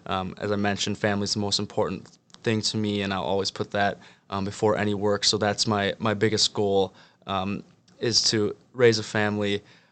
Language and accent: English; Midwest, United States; You know, I'm from the Midwest, and obviously I'll be spending time in New York next summer